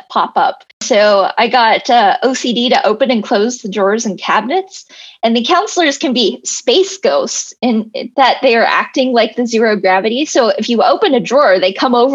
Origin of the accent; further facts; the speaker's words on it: Texas, United States; now in Los Angeles, United States; I grew up in Texas